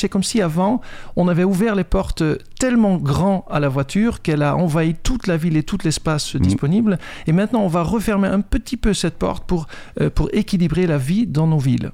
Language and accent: French; Netherlands; French is a second language; moved away as an adult; now in France; Je suis un Hollandais, j'ai été programmé là-bas et je viens avec une programmation, un logiciel hollandais dans la tête